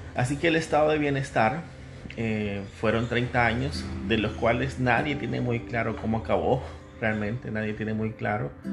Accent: El Salvador

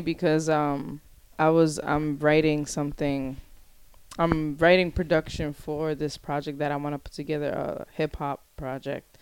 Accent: Providence, Rhode Island, United States; growing up on the West End, you have a sense of community

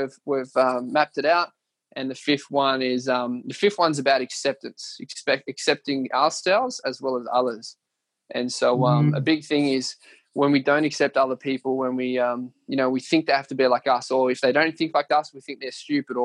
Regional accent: Leeton, New South Wales, Australia; moved away; going back to where it all started, my hometown. We're going to Leeton

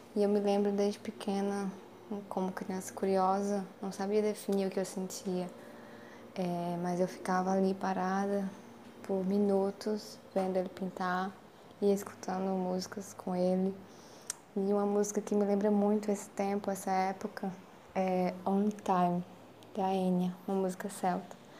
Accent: Northeast Region, Brazil; Como nordestina e vinda de família nordestina

